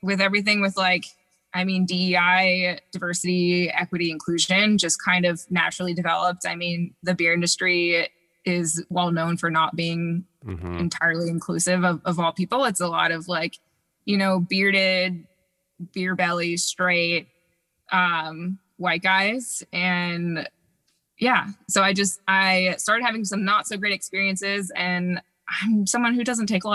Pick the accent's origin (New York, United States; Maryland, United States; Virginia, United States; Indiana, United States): Maryland, United States; Baltimore; now in San Diego, United States; my interest in beer started back in my hometown of Baltimore